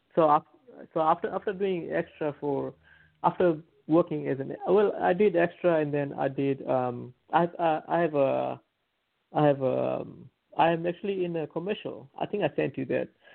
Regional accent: Fiji; moved away; I'm from like uh, like um, rural, like a countryside of of the island

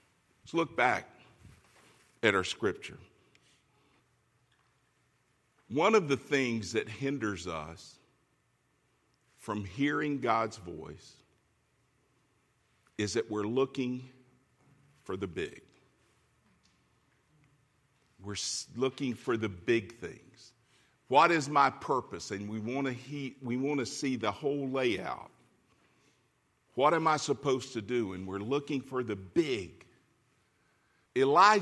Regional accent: Florida, United States; moved away as an adult; now in California, United States; We're from Florida. We know hurricanes.

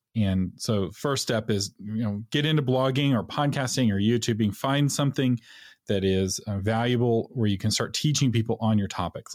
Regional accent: Texas, United States; being a Texan

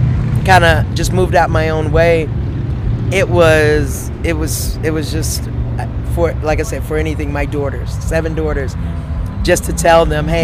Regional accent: Panama City, Florida, United States; Third grade in Panama City, Florida.

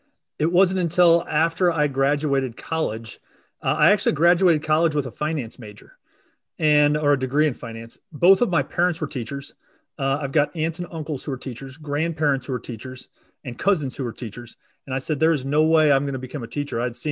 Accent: Kansas City, Missouri, United States; So Kansas City, and as you mentioned, the Chiefs. And so, you know, go Chiefs. It was a unfortunate Super Bowl, but here in Missouri, and yeah, that's where I'm from.

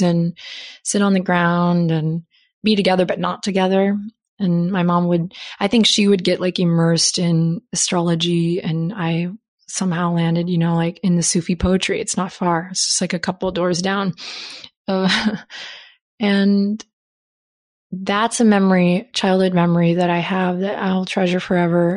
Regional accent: Austin, Texas, United States; here in my hometown now

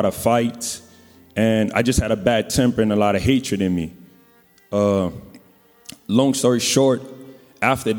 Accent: New Orleans, Louisiana, United States; I'm from New Orleans

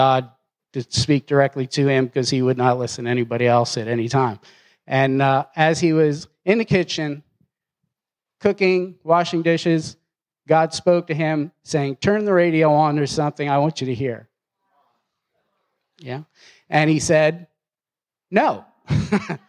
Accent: Philadelphia, Pennsylvania, United States; now in Knoxville, United States; Philadelphia is a little bit different than Knoxville. So growing up there was a tad different

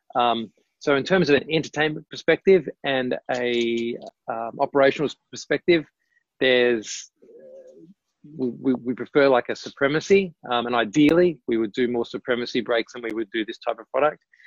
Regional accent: Tasmania, Australia; moved away as an adult; also born or lived in Melbourne; I grew up in Tasmania

